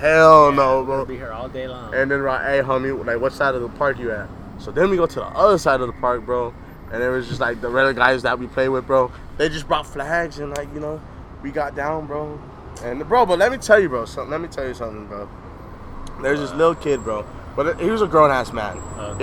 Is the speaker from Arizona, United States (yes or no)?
yes; Arizona, United States; I am from Arizona